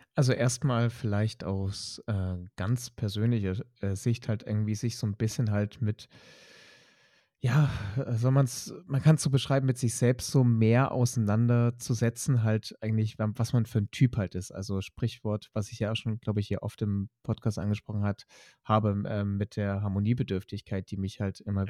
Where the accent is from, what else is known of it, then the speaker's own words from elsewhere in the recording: Leipzig, Saxony, Germany; in Sachsen, in Leipzig groß geworden bin